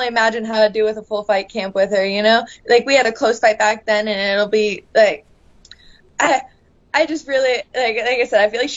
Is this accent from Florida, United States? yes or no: yes; Port St. Lucie, Florida, United States; also born or lived in Canada; I grew up in Port St. Lucie